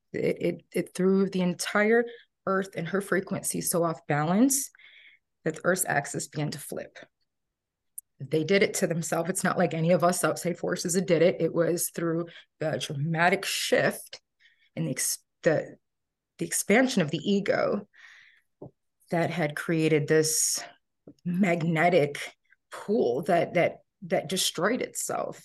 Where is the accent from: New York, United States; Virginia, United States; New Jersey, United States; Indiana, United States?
Indiana, United States; outskirts of Chicago, Northwest; I grew up in Northwest Indiana, outskirts of Chicago